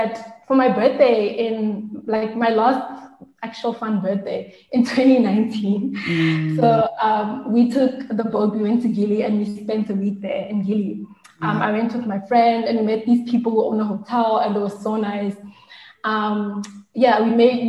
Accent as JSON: {"language": "English", "country": "South Africa", "said": "I'm South African"}